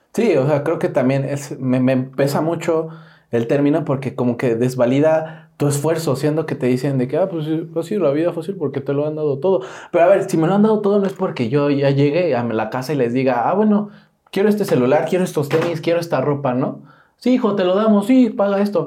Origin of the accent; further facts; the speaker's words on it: Mexico; ahí vivo por Cuapa, ¿no? Que crecí en Cuapa. Y yo dije, soy de Cuapa.